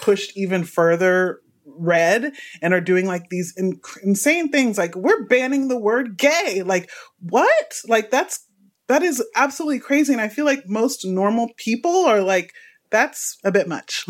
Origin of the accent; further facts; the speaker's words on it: Houston, Texas, United States; now in Los Angeles, United States; I'm from Texas, by the way, Houston, Texas